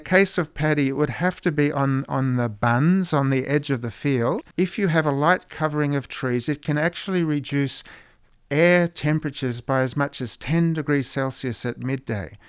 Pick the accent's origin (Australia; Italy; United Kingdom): Australia; moved away; Growing up in Australia